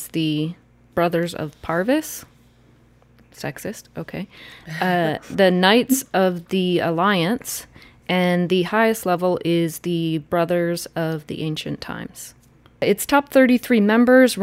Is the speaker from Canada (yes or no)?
yes; Ontario, Canada; I'm from Ontario.